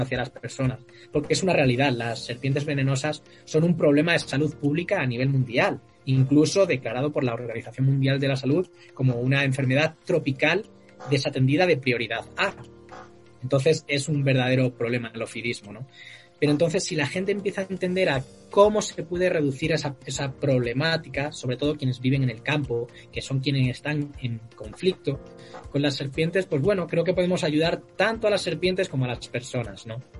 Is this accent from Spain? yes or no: yes; Cáceres, Extremadura, Spain; also born or lived in Santiago de Alcántara; Del oeste, es una ciudad que se llama Cáceres